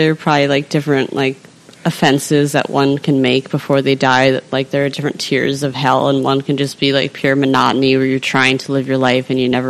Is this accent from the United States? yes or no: yes; Chicago, Illinois, United States; also born or lived in Mount Prospect, Illinois; I'm from Chicago.